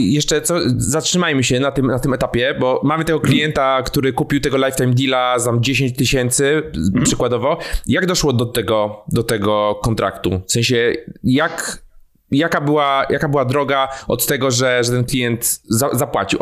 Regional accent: Warsaw, Masovian Voivodeship, Poland; ja jestem z Warszawy, tutaj z Warszawy nadaję.

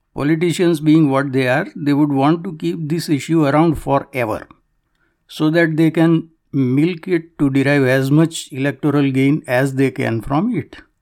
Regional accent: Canada; it is a stain on my soul as a Canadian

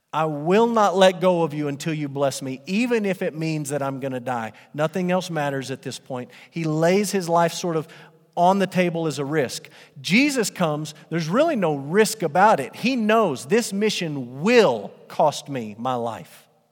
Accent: Amarillo, Texas, United States; I grew up in Amarillo and I attended Crockett Middle School

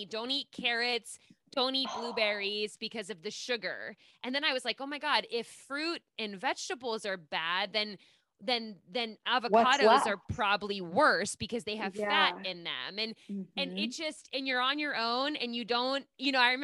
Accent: Pittsburgh, Pennsylvania, United States; I'm from Pittsburgh

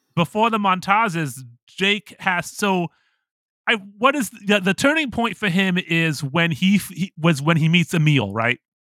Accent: Toledo, Ohio, United States; I'm from Toledo. Like, you know, my high school was, like, predominantly white

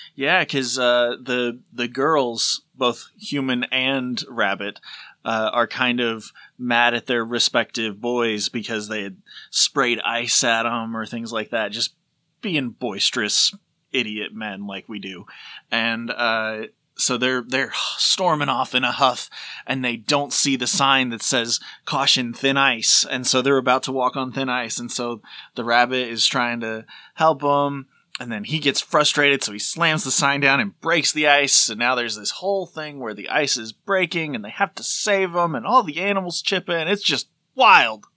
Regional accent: Tennessee, United States; we're from Tennessee, like, it's a similar accent

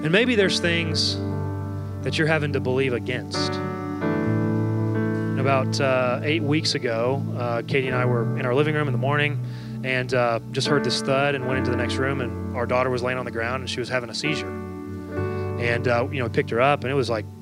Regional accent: Dallas, Texas, United States; I'm from Dallas, Texas

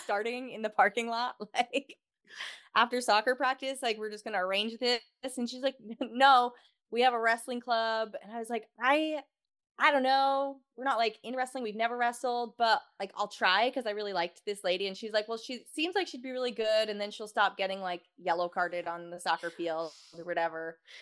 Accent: Houston, Texas, United States; I am from Houston, Texas

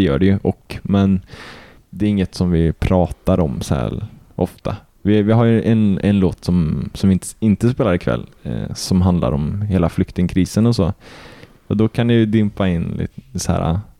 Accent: Kil, Värmland, Sweden; jag är inte ens från Arvika, jag är ju från Kil

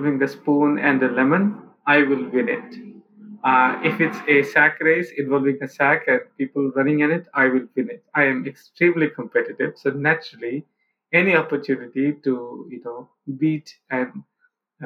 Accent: India; moved away; growing up in India, coming from a, you know, middle-class background

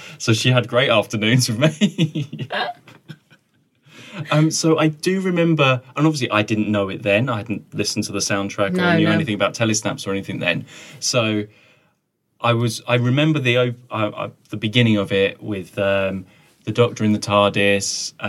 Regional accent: Wales, United Kingdom; Hello, we're from Wales. That's what I was going to do. I knew I had an opening. That's my Wales.

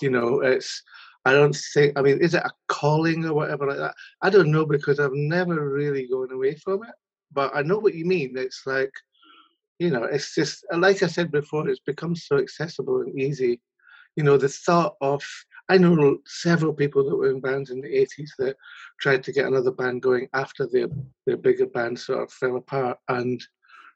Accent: Scotland, United Kingdom; I grew up in Scotland.

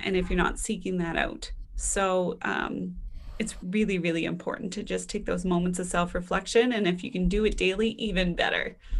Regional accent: Canada; being Canadian

